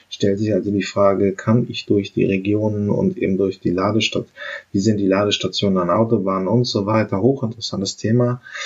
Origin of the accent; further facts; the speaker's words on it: Germany; wir Deutschen